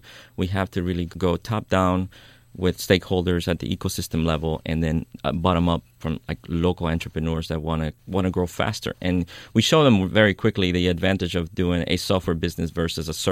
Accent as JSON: {"language": "English", "town": "Oakland", "region": "California", "country": "United States", "said": "well, I'm from Oakland, I know people, I know how to live in a very frugal way so I can build a company, right?"}